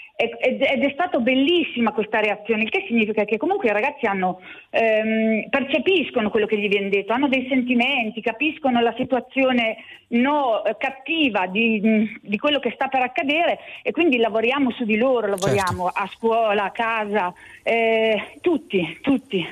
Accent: Urbino, Marche, Italy; Io sono di Urbino

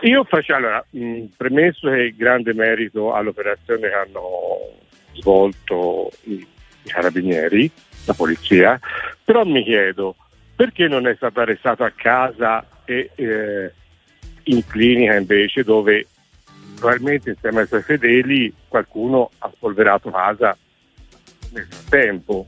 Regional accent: Campobello di Mazara, Sicily, Italy; born or raised there

